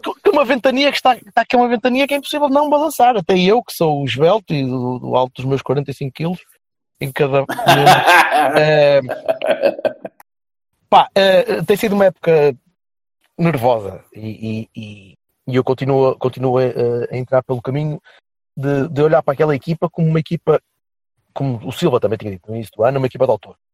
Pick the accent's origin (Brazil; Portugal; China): Portugal; Vila Nova de Gaia, Norte; o clube da minha terra